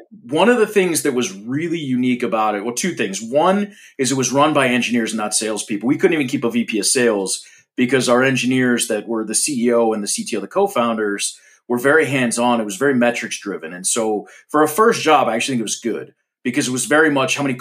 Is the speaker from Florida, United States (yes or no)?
yes; Florida, United States; I grew up in Florida